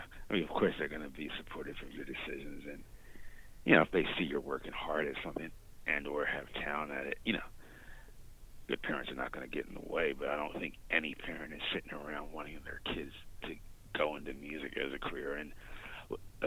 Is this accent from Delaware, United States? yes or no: yes; Delaware, United States; my home state of Delaware